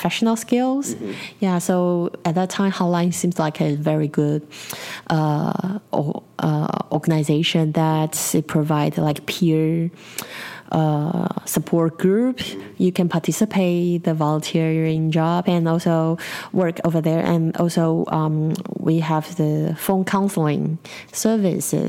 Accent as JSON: {"language": "English", "region": "Taipei", "country": "Taiwan", "tie": "born or raised there", "said": "in Taipei City, where I was born"}